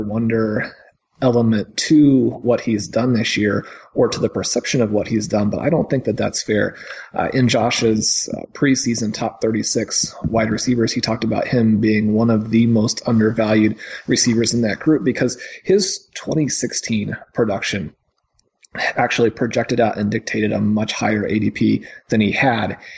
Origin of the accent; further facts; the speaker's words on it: Kansas City, United States; where I grew up in Kansas City